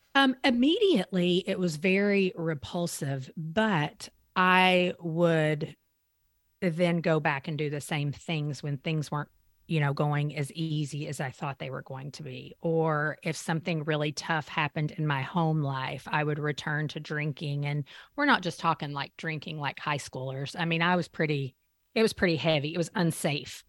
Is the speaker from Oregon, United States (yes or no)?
no; Eastern Kentucky, United States; I grew up in Eastern Kentucky, a very small mountain town.